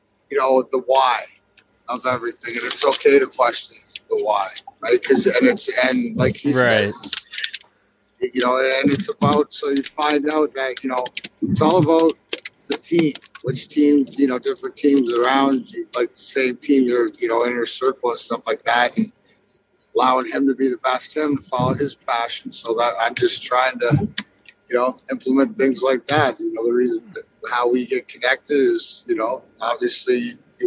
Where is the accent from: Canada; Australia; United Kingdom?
Canada; Windsor, Ontario; now in Detroit, United States; Where I'm from is right across the border. So this outside Windsor. So I've lived over here since 92 and never went home.